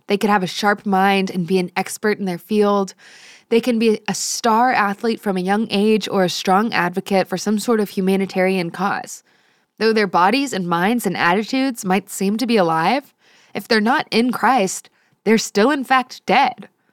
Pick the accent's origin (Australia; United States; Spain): United States; San Antonio, Texas; I grew up in San Antonio